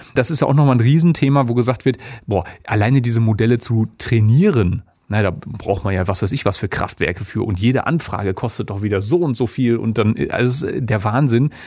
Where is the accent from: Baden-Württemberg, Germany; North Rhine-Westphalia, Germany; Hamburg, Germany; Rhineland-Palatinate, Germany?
North Rhine-Westphalia, Germany; Essen; also born or lived in Dortmund; ich komme gebürtig gebürtig aus Essen, habe dann lange in Dortmund gewohnt und gearbeitet, also klassisch Großstadtjunge.